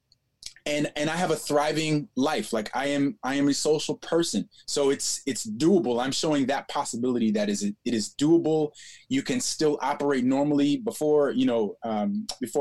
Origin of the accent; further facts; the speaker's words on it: Maryland, United States; moved away as an adult; also born or lived in Los Angeles; I'm from Maryland